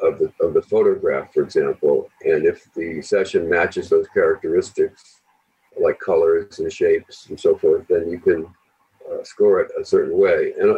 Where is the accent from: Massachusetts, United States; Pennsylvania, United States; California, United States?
Massachusetts, United States; Boston; I'm from Boston.